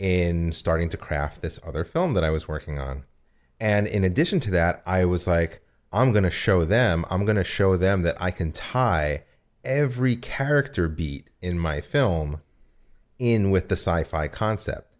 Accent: United States; also born or lived in New Jersey; I'm from New York and New Jersey.

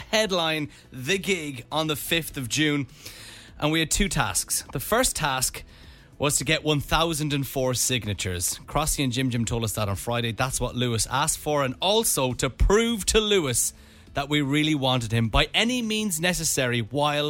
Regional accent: Dublin, Leinster, Ireland; We're from Dublin

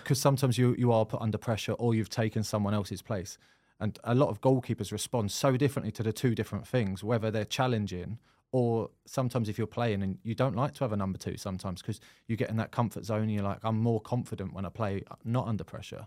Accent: Croydon, London, United Kingdom; moved away; I'm from Croydon originally

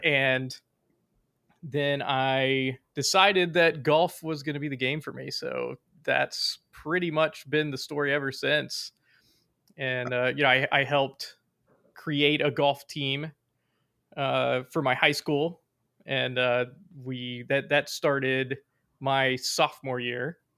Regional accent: Virginia, United States; accent: southern

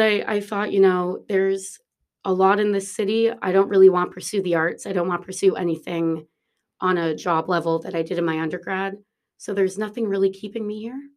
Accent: Toronto, Ontario, Canada; moved away as an adult; also born or lived in New York City, United States; now in Dublin, Ireland; I'm from Toronto, uh, and I left Toronto when I was eighteen and moved to New York City

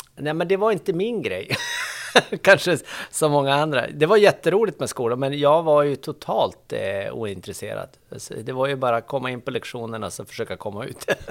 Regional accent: Boliden, Västerbotten County, Sweden; moved away; jag är från Boliden, Västerbotten

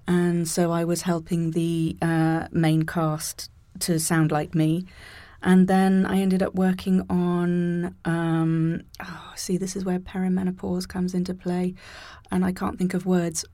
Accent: near Birmingham, West Midlands, United Kingdom; moved away; also born or lived in Canada; the biggest city closest to where I grew up

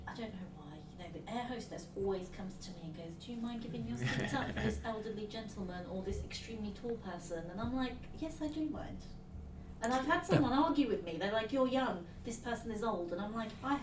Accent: England, United Kingdom; I'm English

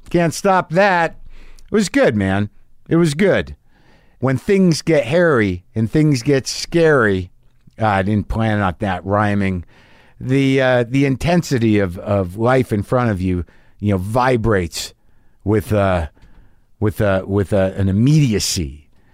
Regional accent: New Mexico, United States; I grew up in New Mexico

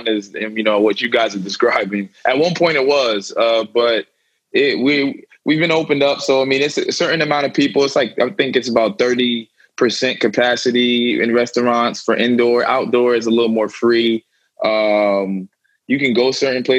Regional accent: Plainfield, New Jersey, United States; growing up in New Jersey, I grew up, born in Plainfield, New Jersey. It's a small inner city in central Jersey

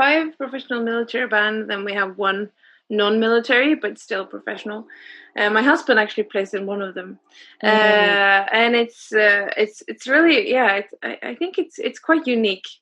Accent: Oslo, Norway; Oslo, yes. It's my hometown, so it's where I'm born and everything.

